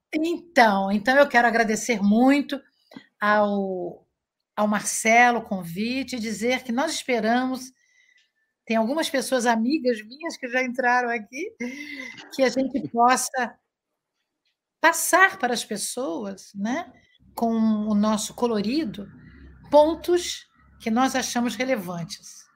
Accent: Niterói, Rio de Janeiro, Brazil; moved away as an adult; now in Cabo Frio, Brazil; eu moro agora em Cabo Frio, eu sou de Niterói

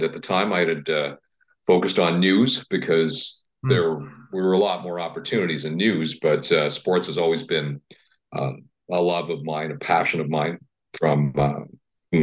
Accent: Winnipeg, Manitoba, Canada; moved away as an adult; also born or lived in Toronto / Quebec; growing up in Winnipeg, I took French classes, not French immersion

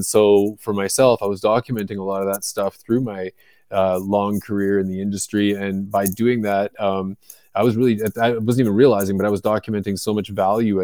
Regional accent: just outside of Vancouver, British Columbia, Canada; moved away as an adult; also born or lived in Florida, United States; I was born and raised in Canada, in just outside of Vancouver, British Columbia

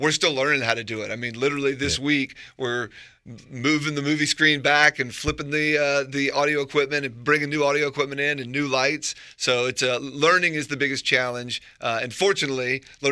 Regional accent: Raleigh, North Carolina, United States; I grew up in the Five Points neighborhood or not far from it. And then I live there now.

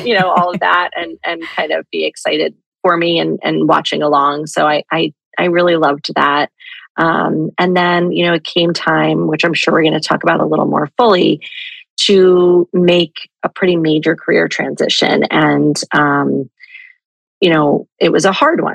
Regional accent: Jersey Shore, New Jersey, United States; moved away as an adult; the Jersey Shore so much, which is where I'm from.

